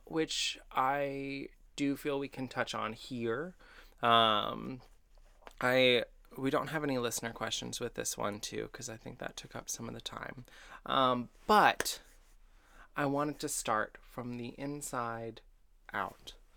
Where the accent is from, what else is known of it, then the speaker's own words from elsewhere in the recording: Texas, United States; I'm from Texas